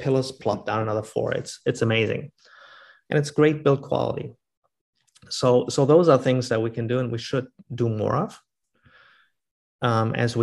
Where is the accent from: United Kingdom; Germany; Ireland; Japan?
Germany; now in Vancouver, Canada; I grew up in Germany